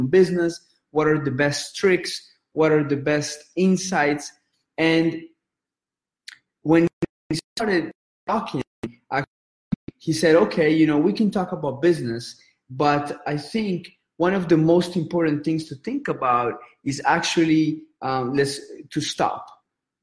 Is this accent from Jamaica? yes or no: no; Colombia; now in United States; I grew up in Colombia